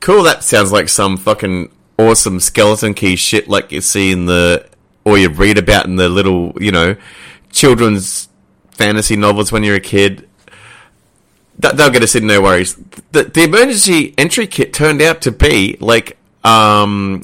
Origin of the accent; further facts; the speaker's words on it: Queensland, Australia; we were both people who traditionally lived in Queensland